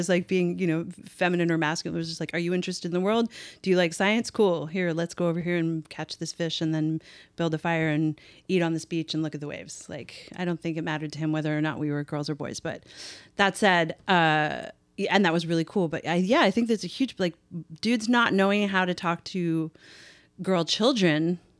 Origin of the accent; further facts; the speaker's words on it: Canada; I'm Canadian.